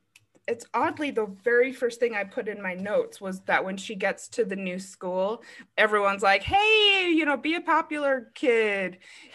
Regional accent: Arizona, United States; I'm from Arizona.

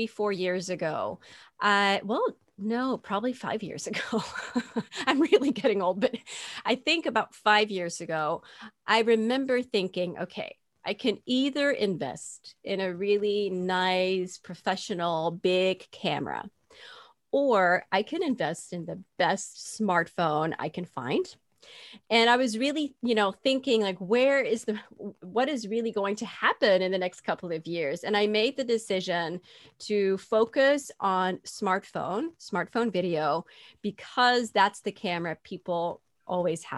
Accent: Netherlands; accent: Dutch; moved away as an adult; also born or lived in Dallas, Texas, United States; So I am from the Netherlands, but we lived in close by Dallas for almost 10 years.

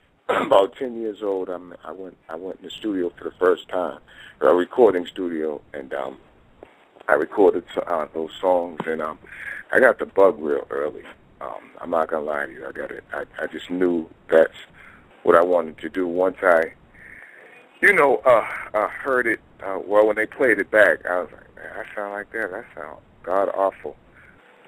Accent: Boston, Massachusetts, United States; I'm from Boston, Massachusetts, Beantown

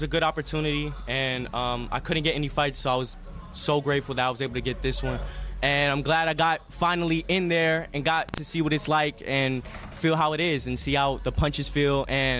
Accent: Las Vegas, Nevada, United States; also born or lived in Philadelphia (family); I was raised out in Vegas, and to me, Vegas is always going to be my home.

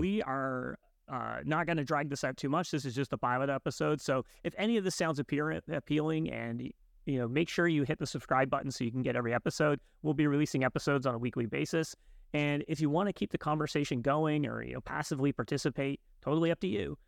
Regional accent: Canada; I'm Canadian

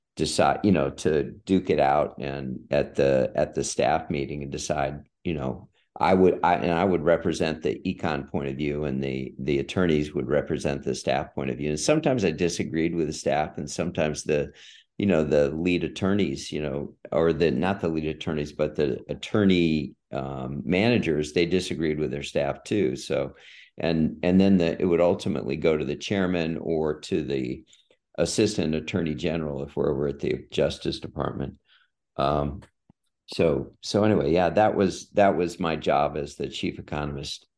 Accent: San Diego, California, United States; moved away as an adult; I grew up in San Diego.

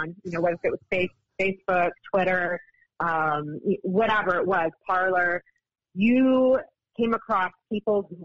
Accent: Nevada, United States; I'm from Nevada

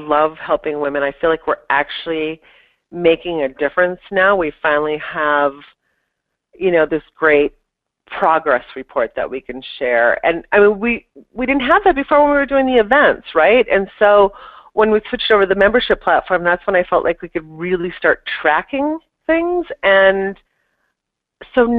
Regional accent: Minneapolis, Minnesota, United States; moved away as an adult; now in New York, United States; I moved from Minneapolis to New York, and that alone is extremely intimidating, you know, Minnesota, Midwestern girl moving to the big city

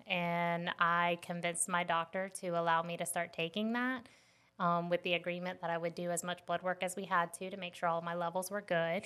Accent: West Palm Beach, Florida, United States; now in South Carolina, United States; I grew up in West Palm Beach, Florida.

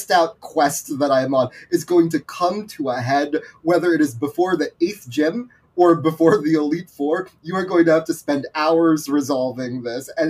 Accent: Philippines; there is a part of me as like a Filipino person that's really really exciting to me.

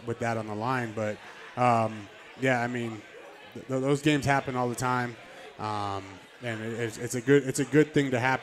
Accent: Canada; I'm Canadian

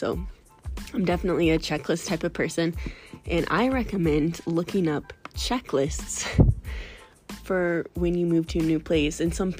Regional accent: Missouri, United States; also born or lived in Florida; So I'm from Missouri, and I made a pit stop moving from Florida. And I moved all my household goods to Missouri, to my parents' house, before I moved out here.

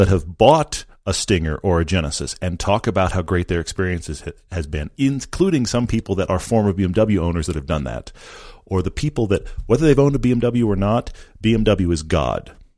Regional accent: Texas, United States; accent: drawl; moved away; I'm from Texas.

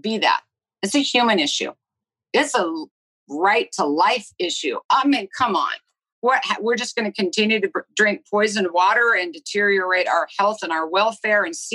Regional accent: Lawrence, Kansas, United States; I was born and raised in Lawrence, Kansas.

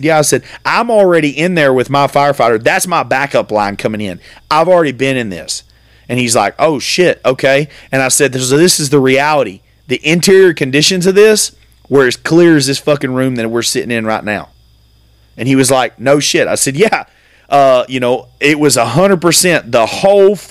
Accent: United States; me as an American

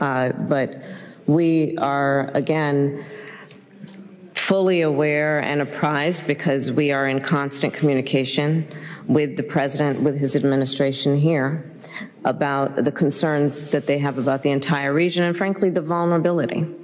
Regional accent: California, United States; I'm from California

